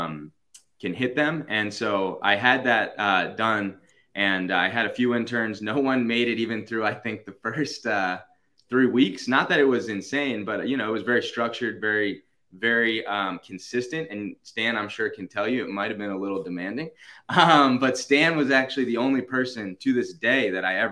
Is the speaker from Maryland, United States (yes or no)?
yes; Baltimore, Maryland, United States; moved away as an adult; now in Virginia, United States; I'm from Baltimore originally